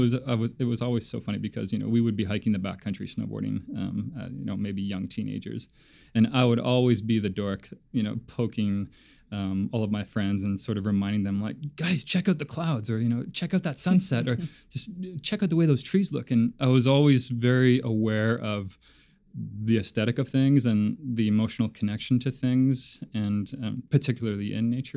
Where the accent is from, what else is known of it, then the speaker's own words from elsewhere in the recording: Labrador City, Newfoundland and Labrador, Canada; growing up in in Labrador City was fantastic.